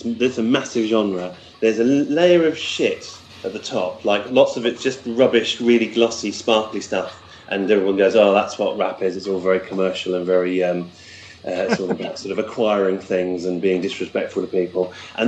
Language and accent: English; United Kingdom; I am a British